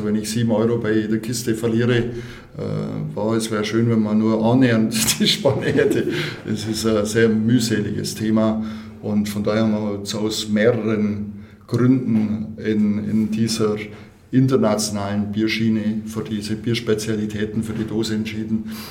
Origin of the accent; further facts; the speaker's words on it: Gundelfingen, Germany; born there; am anderen Standort, äh, in meinem Geburtsort in Gundelfingen.